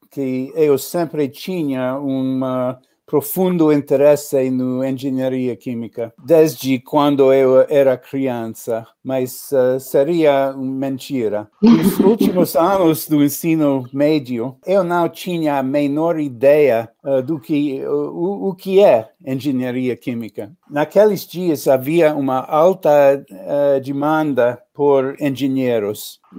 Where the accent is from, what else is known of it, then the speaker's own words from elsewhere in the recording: New York, United States; born there; Portuguese is a second language; Nasci em Nova York, uh, cresci em vários lugares uh, nos Estados Unidos.